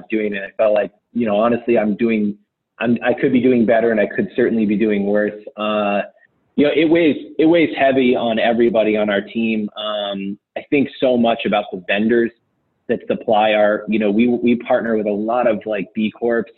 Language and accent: English; New England, United States; also born or lived in Southern California; now in Portland, United States; I grew up in New England. I've lived in Southern California, Portland.